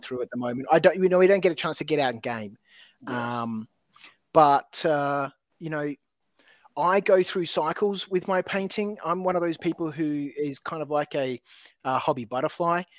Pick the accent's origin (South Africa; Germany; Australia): Australia; Adelaide, South Australia; I grew up in Adelaide.